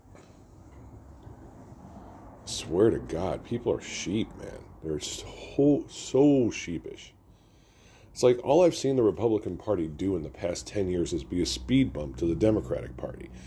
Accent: United States; As an American

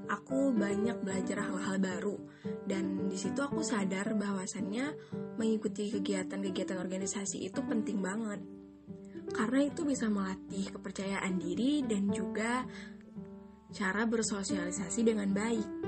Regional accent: Aceh Tamiang, Aceh, Indonesia; Aku asal Aceh, tepatnya di Aceh Tamiang.

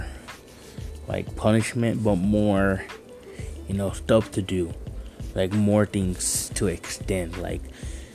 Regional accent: Douglas, Arizona, United States; I am from Douglas, Arizona

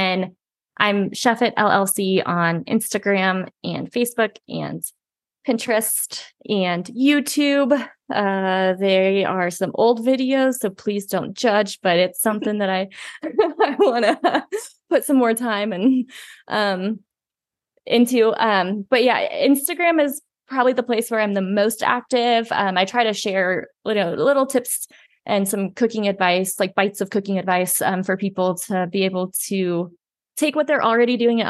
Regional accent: Indiana, United States; moved away as an adult; now in Colorado, United States; I moved here 11 years ago for college. So I grew up in Southern Indiana.

